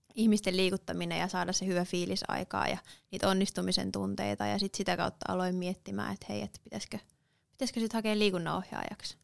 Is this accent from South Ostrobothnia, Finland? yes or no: yes; Seinäjoki, South Ostrobothnia, Finland; moved away as an adult; also born or lived in Helsinki; now in Savonlinna, Finland; Mä oon syntynyt tuolla Helsingissä, mutta viettinyt oikeastaan koko nuoruuteni ja lapsuuteni Seinäjoella